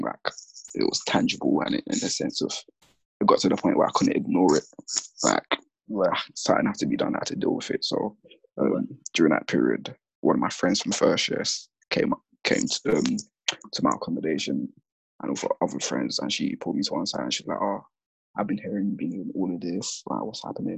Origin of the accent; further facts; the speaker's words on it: London, United Kingdom; also born or lived in Gambia / Sierra Leone / Catford, London / Kent; I'm from Lewisham because that's where my core, I guess, childhood or the past I can remember anyway, because that's where I started secondary school